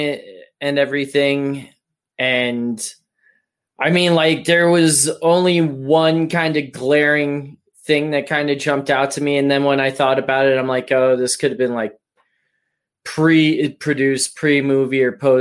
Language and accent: English; Las Vegas, Nevada, United States; I grew up in Vegas